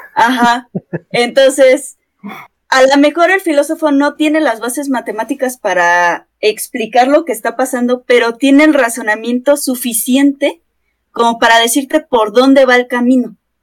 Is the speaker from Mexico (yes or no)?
yes; Mexico; aquí en México usamos la palabra de puto genio